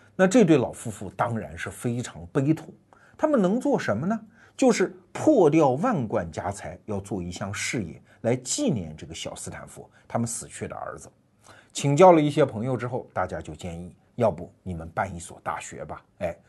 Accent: China; 我们中国人

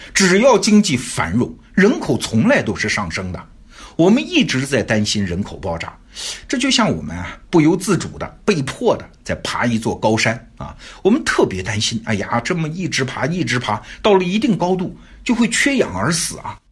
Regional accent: China; 我们中国人是眼睁睁地看着这个过程发生的

